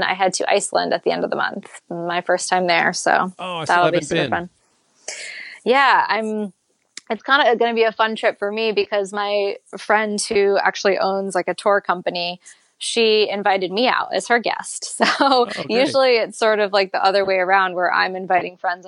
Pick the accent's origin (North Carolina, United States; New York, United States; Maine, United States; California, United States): Maine, United States; Growing up in Maine